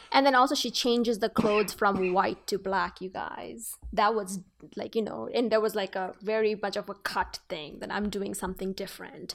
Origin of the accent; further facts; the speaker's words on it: Bangladesh; moved away; I come from Bangladesh, so I have to deal, I have, I'm actually a person of two worlds